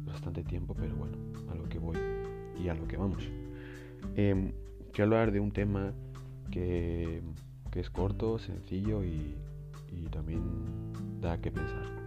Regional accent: Spain; mi país España

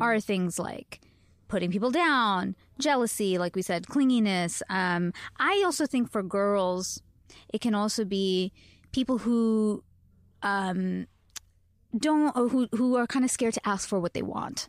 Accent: Canada; moved away; I am Canadian.

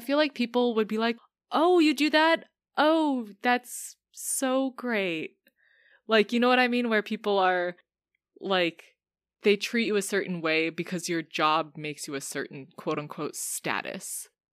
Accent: United States; as an American

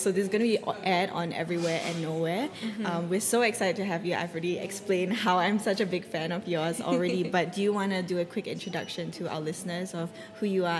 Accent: Perth, Western Australia, Australia; I come from Perth

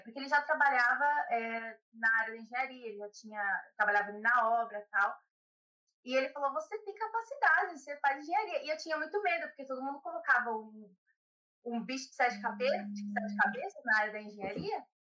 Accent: São Paulo, Brazil; accent: São Paulo; moved away as an adult; now in Ireland; Eu sou de São Paulo, capital. Nasci e cresci em São Paulo.

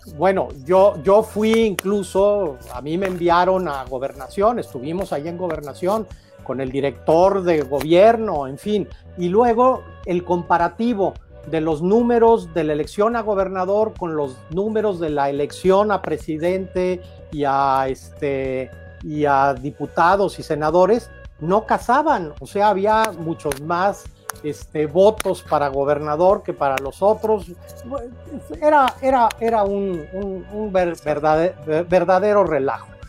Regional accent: Guadalajara, Jalisco, Mexico; moved away as an adult; also born or lived in Mexico City; now in Guanajuato, Mexico; yo recuerdo desde mi infancia la participación de mis padres en, el PAN, primero en la Ciudad de México, luego en Guadalajara, donde vivimos

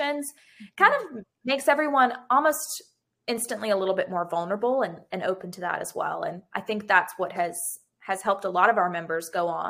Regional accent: Gulf Breeze, Florida, United States; also born or lived in Pensacola; I grew up in Gulf Breeze, so not very far, right over

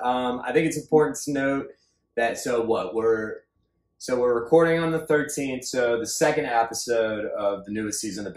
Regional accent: Northern Virginia, United States; now in Los Angeles, United States; I grew up in Northern Virginia.

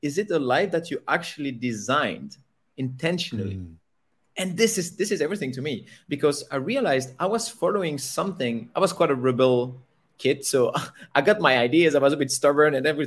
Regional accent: Belgium; moved away as an adult; So I was born in Belgium. Okay. I lived there until I was about 26 years old

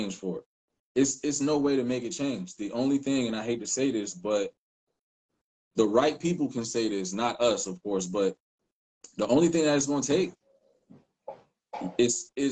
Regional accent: Philadelphia, Pennsylvania, United States; moved away; I'm from Philly. I'm a Philly dude

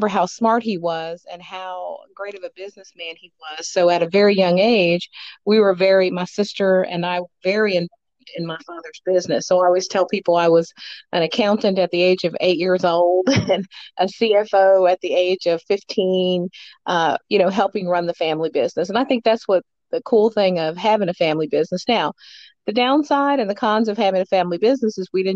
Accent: Muncie, Indiana, United States; moved away as an adult; now in North Carolina, United States; a person who grew up in Muncie, Indiana

